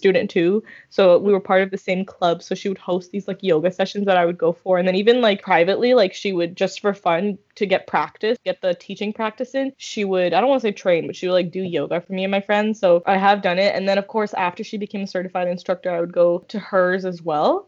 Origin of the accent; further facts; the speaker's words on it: India; we're Indian